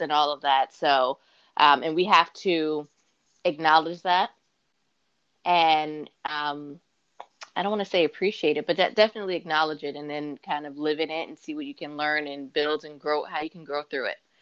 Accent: Mount Vernon, New York, United States; also born or lived in Rockland County, New York; now in New Jersey, United States; I was born and raised in Mount Vernon, New York, and then I started. Um, I moved to Rockland County when I was mm-hmm. 14

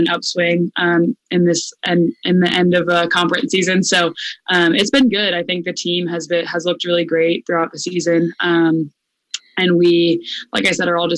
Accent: Tampa, Florida, United States; moved away as an adult; now in Orlando, United States; I'm from Tampa.

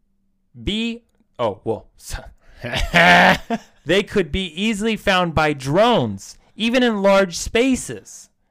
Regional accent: United States; Because, you know, we're American.

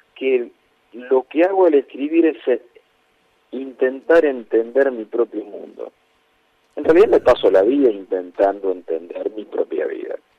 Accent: Castelar, Buenos Aires Province, Argentina; en Castelar no tenemos cine

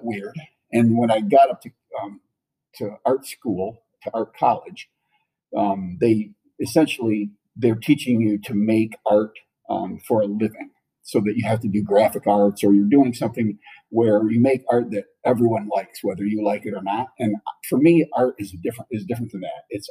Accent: Otsego, Michigan, United States; now in Charlotte, United States; I grew up in a city called Otsego, which is north of Kalamazoo

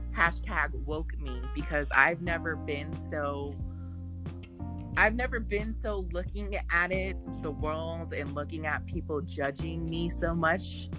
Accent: United States; being in America, being an American

